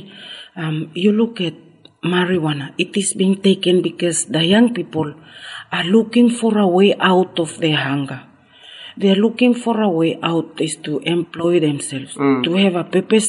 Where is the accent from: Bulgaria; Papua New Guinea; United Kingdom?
Papua New Guinea; Carteret Islands, Bougainville; I come from Carteret, a small atoll island in Bougainville in Papua New Guinea.